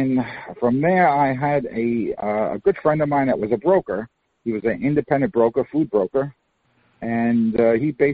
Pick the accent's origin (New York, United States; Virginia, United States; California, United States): New York, United States; New York City; moved away as an adult; now in Florida, United States; I was born and raised in Queens, New York.